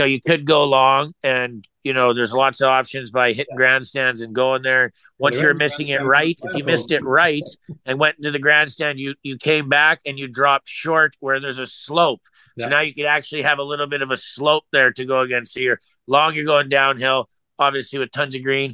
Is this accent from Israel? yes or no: no; Canada; I am Canadian